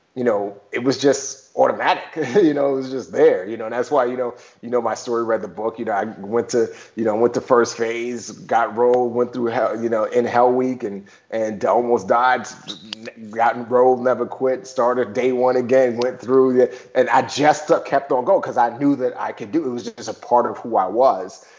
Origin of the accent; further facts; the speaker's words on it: New York, United States; also born or lived in Nigeria; I grew up in the Bronx and small apartment.